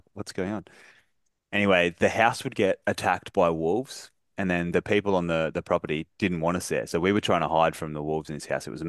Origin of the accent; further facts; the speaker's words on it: Golden Beach, Queensland, Australia; So I grew up in Golden Beach near Caloundra on the Sunshine Coast